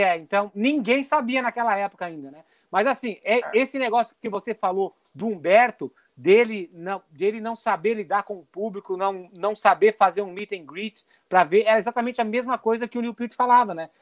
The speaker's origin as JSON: {"language": "Portuguese", "area": "Gaúcho", "region": "Rio Grande do Sul", "country": "Brazil", "said": "nós somos gaúchos, estamos aqui pelo Pampa"}